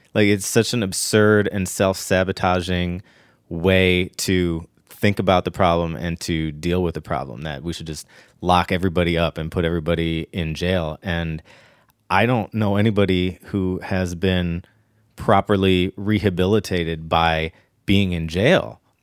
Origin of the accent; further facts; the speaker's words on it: Ohio, United States; now in Los Angeles, United States; I remember in the early nineties, growing up in Ohio